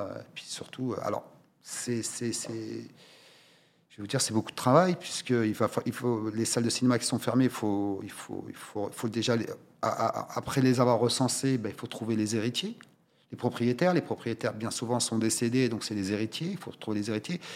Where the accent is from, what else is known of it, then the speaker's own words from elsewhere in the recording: Oriental, Morocco; Moi, je suis originaire de la région de l'Oriental. Nous n'avons malheureusement pas une seule salle